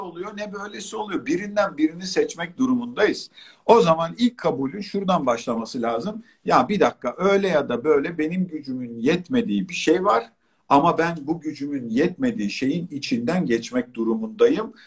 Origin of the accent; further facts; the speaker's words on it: Çeşme, İzmir, Turkey; moved away; ben Çeşme'de büyüdüm. Hayatımın bir kısmı orada geçti